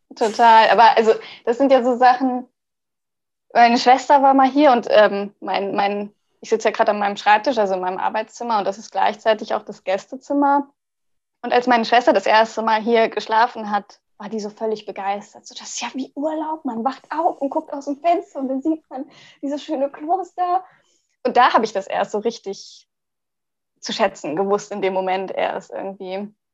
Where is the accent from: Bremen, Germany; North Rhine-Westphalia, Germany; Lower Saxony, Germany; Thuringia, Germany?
Lower Saxony, Germany; Hanover; now in Siegburg, Germany; ich komme ja ursprünglich aus Hannover